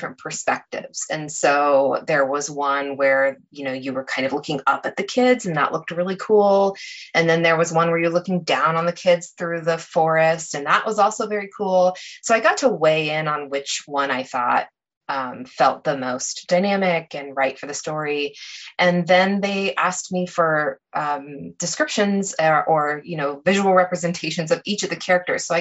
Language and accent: English; Lawrence, Kansas, United States; Lawrence in particular, which is my hometown